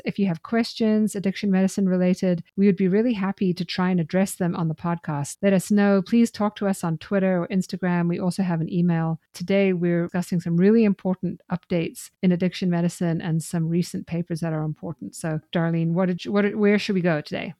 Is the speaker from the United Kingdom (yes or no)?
no; Zimbabwe; moved away as an adult; also born or lived in Ireland; now in United States; I grew up in Zimbabwe